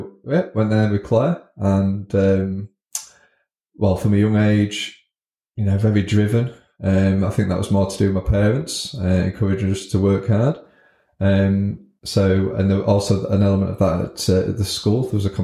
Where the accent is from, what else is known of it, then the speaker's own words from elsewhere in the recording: Scunthorpe, Yorkshire and the Humber, United Kingdom; So born and bred in Scunthorpe.